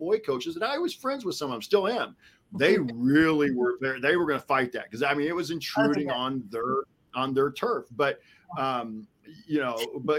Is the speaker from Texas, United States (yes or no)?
no; Rushville, Indiana, United States; I grew up in Rushville